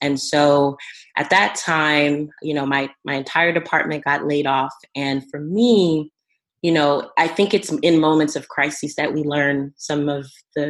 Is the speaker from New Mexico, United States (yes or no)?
no; New Jersey, United States; also born or lived in Monrovia, Liberia / Ivory Coast; in Ivory Coast for a while, and then eventually move to the Eastern United States. I was raised in New Jersey